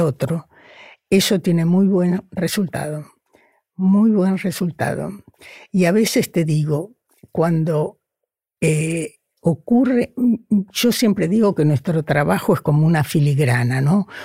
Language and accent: Spanish; Argentina; first language Spanish; moved away as an adult; also born or lived in Buenos Aires; now in Brazil; cuando yo me fui de la Argentina